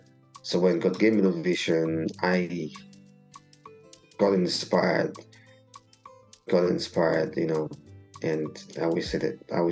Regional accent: Nigeria; also born or lived in Glasgow, Scotland; now in London, United Kingdom; growing up in Nigeria.

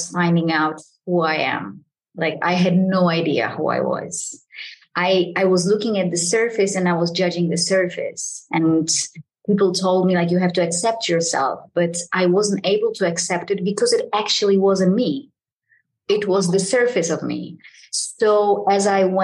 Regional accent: Poland; I am from Poland

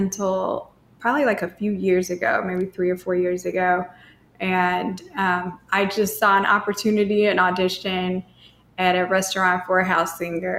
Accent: Cape Girardeau, Missouri, United States; now in St. Louis, United States; I'm originally from Cape Girardeau, Missouri, which is 2 hours south

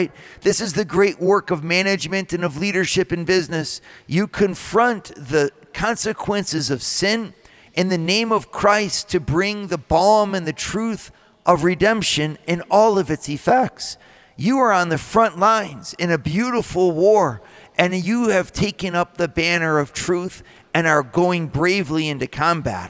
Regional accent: United States; as American leaders

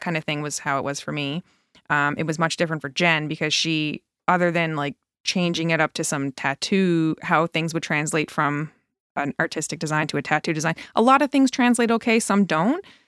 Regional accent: Newfoundland and Labrador, Canada; moved away as an adult; now in Truro, Canada; And I'm from Newfoundland originally.

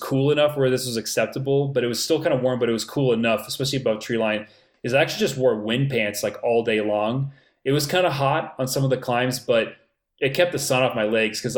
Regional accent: Florida, United States; moved away; I grew up in Florida

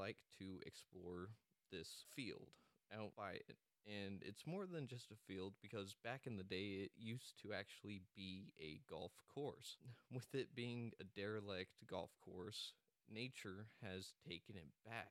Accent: Amarillo, Texas, United States; now in Dallas, United States; I'm actually from Amarillo, Texas, and I currently reside down in the Dallas area

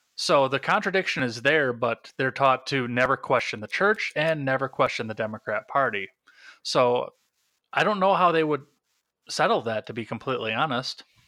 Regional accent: Wisconsin, United States; I'm from Wisconsin

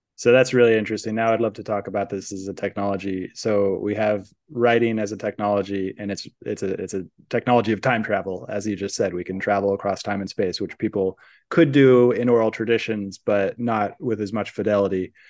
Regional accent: San Francisco Bay Area, California, United States; growing up in the San Francisco Bay Area

